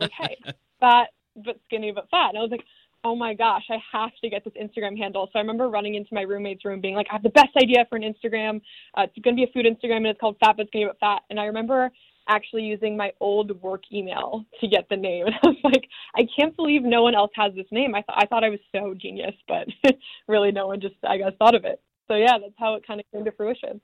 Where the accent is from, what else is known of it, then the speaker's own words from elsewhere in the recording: San Diego, California, United States; moved away as an adult; also born or lived in Arizona; now in Los Angeles, United States; I am originally from San Diego, California